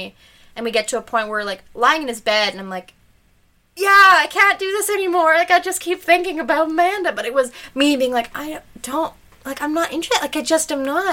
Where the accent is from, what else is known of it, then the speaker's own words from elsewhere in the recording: Thunder Bay, Ontario, Canada; moved away; I'm from Thunder Bay and it's a very like close-knit